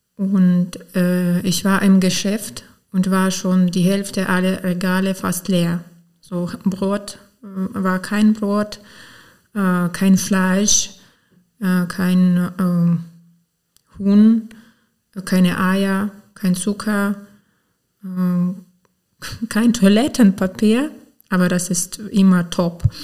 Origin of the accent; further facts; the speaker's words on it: Romny, Sumy Oblast, Ukraine; German is a second language; moved away as an adult; also born or lived in Potsdam, Germany / Osnabrück, Germany; now in Mülheim-Kärlich, Germany; wir kommen aus der Ukraine, aus der Sumsker Gebiet. Das ist ganz äh, östlich, äh, 100 Kilometer von der Grenze mit Russland. Und der Staat ist ziemlich äh, nicht so groß